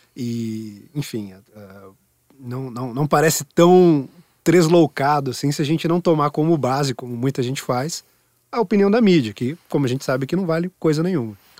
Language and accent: Portuguese; Sorocaba, São Paulo, Brazil; now in São Paulo, Brazil; em Sorocaba, minha cidade natal